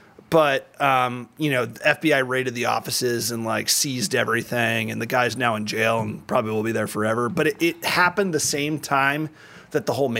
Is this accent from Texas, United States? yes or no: yes; Highland Park, Texas, United States; Dallas, Texas. Dallas. But I grew up in this like tiny town in the middle of Dallas called Highland Park, which is like super bougie. Like it's essentially like if Greenwich, Connecticut was put in the middle of Texas.